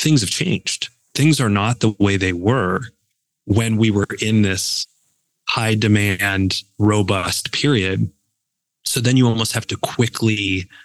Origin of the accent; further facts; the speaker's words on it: Buffalo, New York, United States; now in Cleveland, United States; born and raised in Buffalo